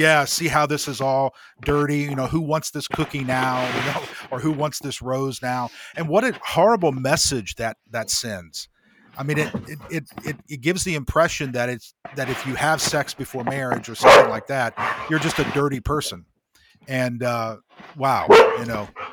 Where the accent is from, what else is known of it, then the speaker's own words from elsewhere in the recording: Greenfield, Indiana, United States; moved away; I grew up, uh, my middle school and high school years were in Indiana